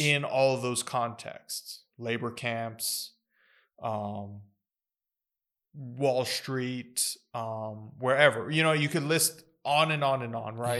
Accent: United States; I was born in the United States

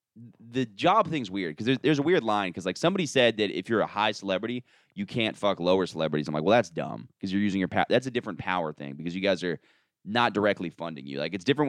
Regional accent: Florida, United States; I'm from Florida.

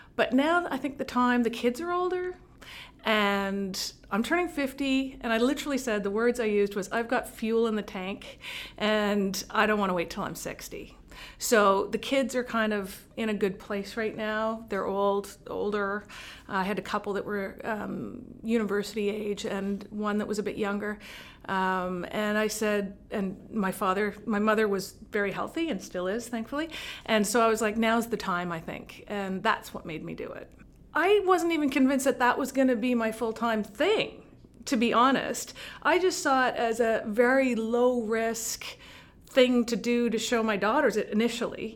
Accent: Montreal, Quebec, Canada; moved away as an adult; also born or lived in Vancouver; now in Cape Breton, Canada; I'm, I'm born in Montreal, and I worked in Montreal

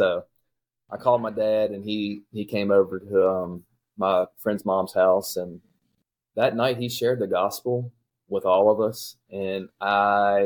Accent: Shenandoah Valley, Virginia, United States; I grew up here in the Shenandoah Valley, went to Spotswood High School, grew up in a loving family

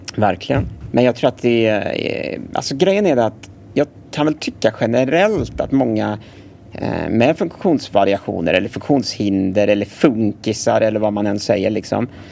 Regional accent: Gothenburg, Västra Götaland, Sweden; Jag är född här i Göteborg på 80-talet

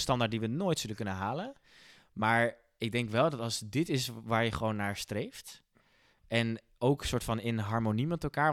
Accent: Netherlands; als Nederlanders

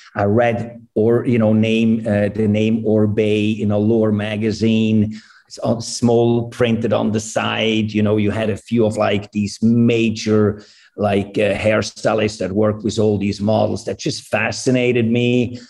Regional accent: Switzerland; moved away as an adult; also born or lived in New York, United States / Los Angeles, United States; I was born in New York. I grew up in Switzerland.

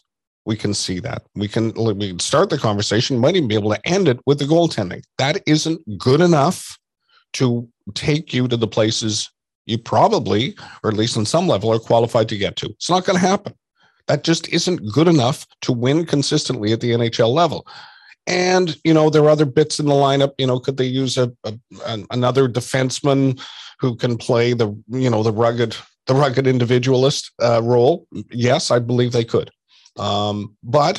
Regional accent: Vancouver, British Columbia, Canada; growing up in Vancouver

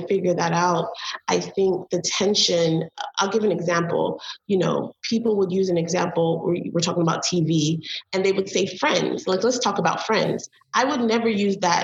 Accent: Belize; now in United States; I'm from Belize

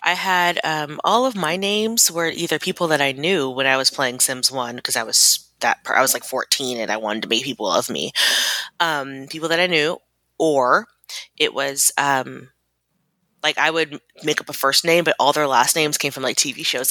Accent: Germany; moved away; I grew up in Germany

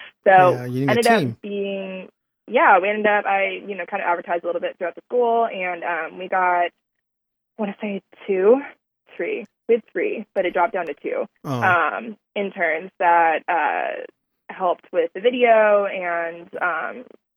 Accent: Texas, United States; also born or lived in California / Minnesota (parents); now in Houston, United States; I was born in California. I moved to Texas when I was 8

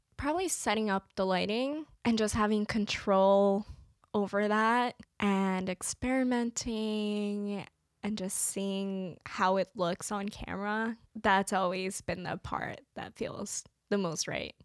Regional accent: New Jersey, United States; I grew up in New Jersey

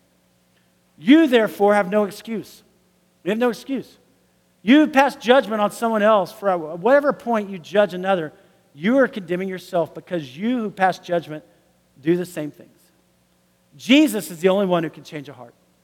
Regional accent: United States; I am from the United States

